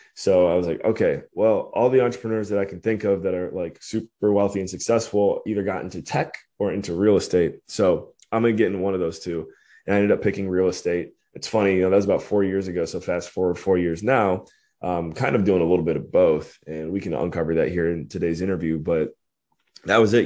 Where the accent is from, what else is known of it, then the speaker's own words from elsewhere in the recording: Cleveland, Ohio, United States; moved away as an adult; also born or lived in Western Pennsylvania / Belize / Washington, D.C.; born and raised in Cleveland, Ohio, or Northeast Ohio area